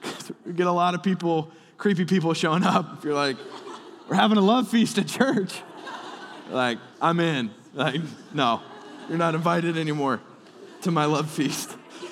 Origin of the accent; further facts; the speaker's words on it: Alabama, United States; born there; I was born in Alabama, so I can say that.